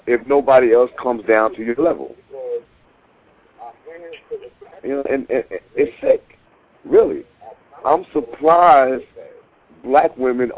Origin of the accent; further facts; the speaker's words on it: New York, United States; moved away; I'm from the East Coast. I'm from New York